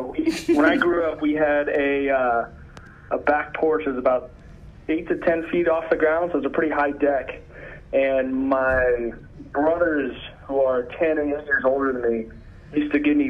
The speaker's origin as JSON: {"language": "English", "town": "Omaha", "region": "Nebraska", "country": "United States", "tie": "born or raised there", "also_born_or_lived": "Colorado", "said": "Well, born and raised in Omaha, Nebraska."}